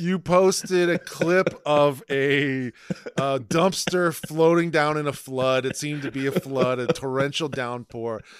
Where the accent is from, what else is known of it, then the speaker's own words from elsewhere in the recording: Toledo, Ohio, United States; I'm from Toledo